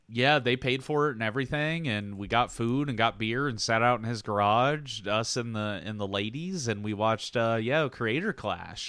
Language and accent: English; Southern, Southern United States, United States; accent: Southern; my accent comes out So I start, like, getting weirdly Southern